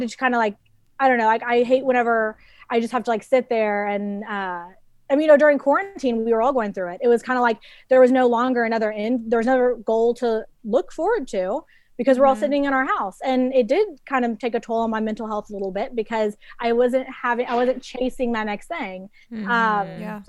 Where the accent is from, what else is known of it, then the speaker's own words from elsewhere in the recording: Dallas, Texas, United States; I grew up in Dallas, Texas.